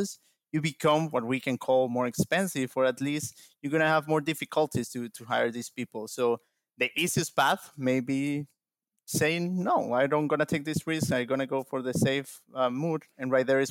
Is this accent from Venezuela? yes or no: yes; Venezuela; moved away as an adult; now in United States; moved here to the United States from my home country, Venezuela